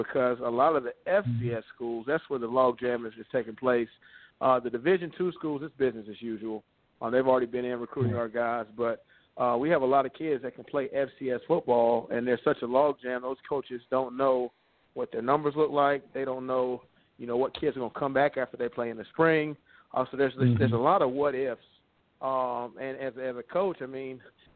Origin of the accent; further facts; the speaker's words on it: Sumter, South Carolina, United States; also born or lived in Columbia, South Carolina; I got my first head coaching job in my hometown. I played at Sumter High School